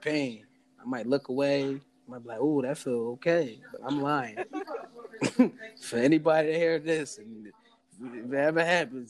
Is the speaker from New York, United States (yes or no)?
no; Philadelphia, Pennsylvania, United States; I'm from Philly